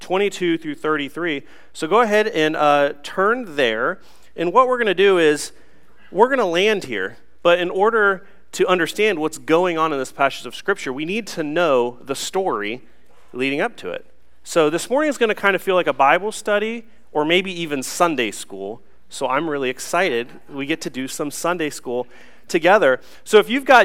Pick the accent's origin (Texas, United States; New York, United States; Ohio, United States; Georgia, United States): Ohio, United States; Newark; growing up, I'm kind of a hillbilly. I'm from Newark, Ohio. I went to Utica High School down in Licking County.